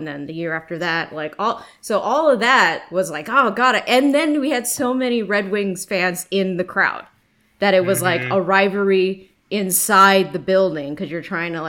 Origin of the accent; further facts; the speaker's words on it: California, United States; also born or lived in New York; I'm originally from New York. We moved out to California when I was, like, in grade school, so it's not like I can really be like, oh, I grew up in New York.